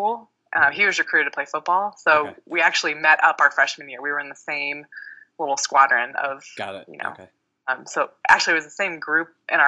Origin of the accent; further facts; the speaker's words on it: Cincinnati, Ohio, United States; moved away; I grew up in Cincinnati, Ohio